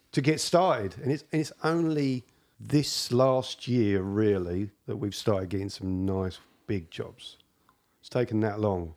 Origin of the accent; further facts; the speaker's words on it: England, United Kingdom; moved away as an adult; now in Canada; as far as this Englishman's concerned